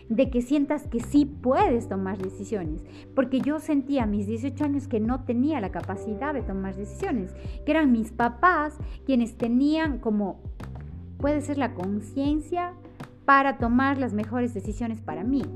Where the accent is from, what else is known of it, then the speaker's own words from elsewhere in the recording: Ecuador; en mi país, por ejemplo, en Ecuador